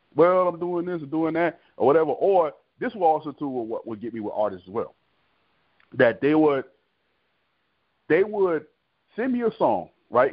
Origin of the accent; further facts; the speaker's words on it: Miami, Florida, United States; moved away; I'm originally from Florida, Florida boy, but I'm um, born and raised in Miami, Florida